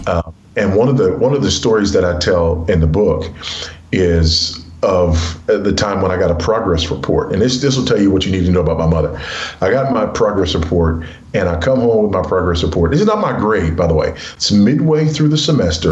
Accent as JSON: {"language": "English", "town": "Los Angeles", "region": "California", "country": "United States", "tie": "born or raised there", "moved": "as an adult", "said": "I was raised in South Central Los Angeles by a single uh, teenage mother."}